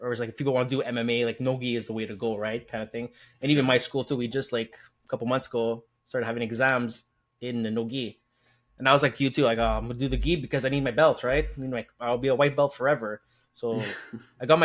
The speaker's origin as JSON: {"language": "English", "town": "Montreal", "region": "Quebec", "country": "Canada", "said": "we're both from Montreal, Quebec"}